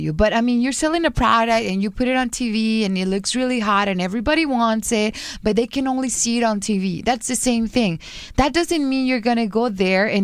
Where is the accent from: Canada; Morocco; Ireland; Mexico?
Mexico; Guadalajara, Jalisco; moved away; I'm from Guadalajara